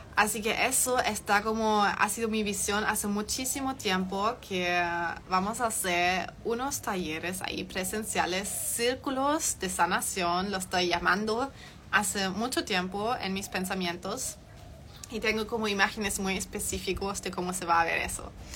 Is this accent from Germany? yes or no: yes; Germany; Spanish is a second language; moved away as an adult; also born or lived in Chile; soy de Alemania, soy completamente 100% alemana, he vivido allá hasta los 18 años, toda mi vida.